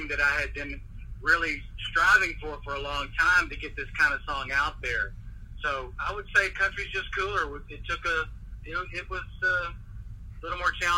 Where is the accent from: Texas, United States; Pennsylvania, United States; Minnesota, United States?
Texas, United States; Dallas; born there; Of course, I was born in Dallas.